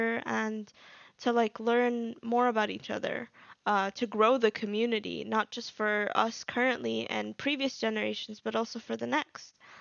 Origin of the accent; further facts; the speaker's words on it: Abu Dhabi, United Arab Emirates; moved away as an adult; also born or lived in Egypt / Al Ain, United Arab Emirates; now in United Kingdom; I lived in the UAE for 10 years. I grew up there